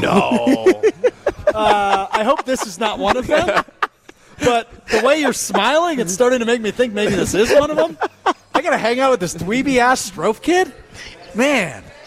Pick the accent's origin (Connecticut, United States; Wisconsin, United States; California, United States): Wisconsin, United States; Green Bay; moved away; born and raised in Green Bay, I also did 18 years in Green Bay like Aaron Rodgers.